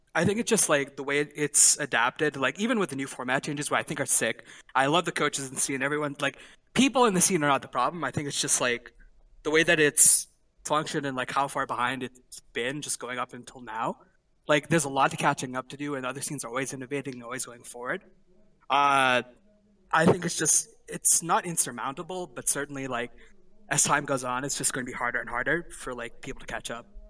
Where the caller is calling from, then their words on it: Ithaca, New York, United States; I'm calling from Ithaca, New York